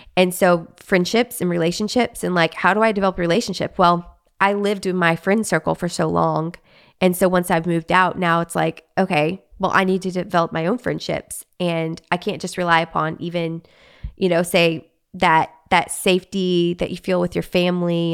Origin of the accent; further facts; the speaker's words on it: Arkansas, United States; moved away as an adult; also born or lived in Texas; now in Los Angeles, United States; I was raised in Arkansas, lived in Arkansas my whole life until I was married, um, four years ago